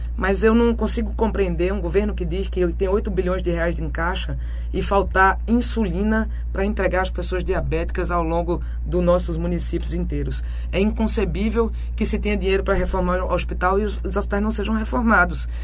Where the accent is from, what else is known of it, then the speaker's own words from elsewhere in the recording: Agreste, Pernambuco, Brazil; eu venho do Agreste, onde a gente tem o pior balanço hídrico do país